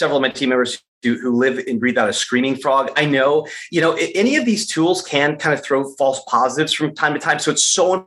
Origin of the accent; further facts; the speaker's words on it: Michigan, United States; I was born and raised in Michigan